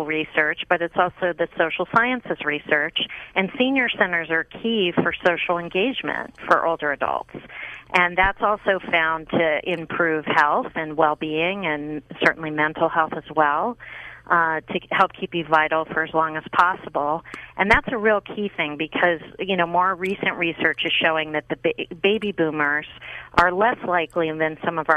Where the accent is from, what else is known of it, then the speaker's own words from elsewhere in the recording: Pittsburgh, Pennsylvania, United States; I grew up in Pittsburgh, Pennsylvania, and I grew up with all of them